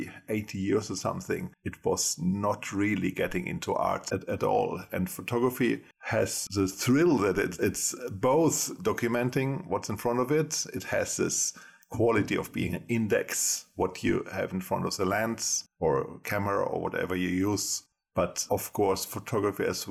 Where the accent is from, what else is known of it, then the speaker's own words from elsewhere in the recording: Germany; moved away as an adult; now in Gothenburg, Sweden; I was born in Germany a long time ago and I studied photography in Germany first. Then I came to Sweden as an exchange student, 25 years ago.